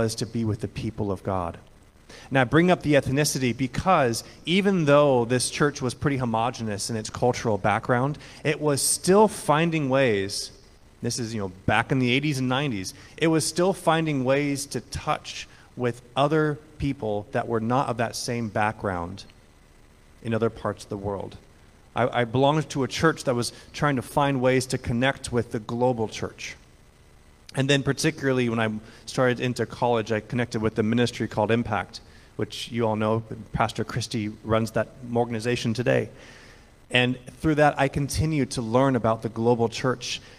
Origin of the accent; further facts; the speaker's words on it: Ojai, California, United States; I grew up there in the Presbyterian Church